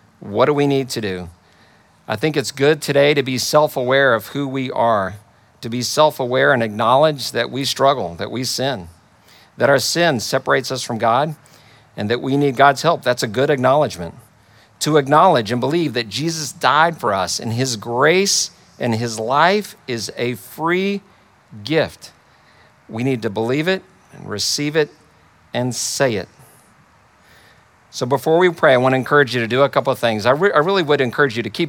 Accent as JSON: {"language": "English", "region": "Texas", "country": "United States", "tie": "born or raised there", "said": "I grew up in Texas in the Bible Belt"}